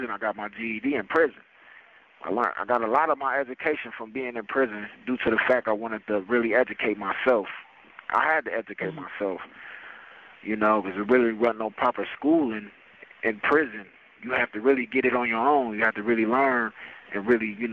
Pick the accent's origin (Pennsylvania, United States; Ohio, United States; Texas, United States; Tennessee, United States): Ohio, United States; Canton; I came from Canton, Ohio, you know, better known as the Hall of Fame State, Pro Football Hall of Fame. Came up, you know, on the northwest end of Canton.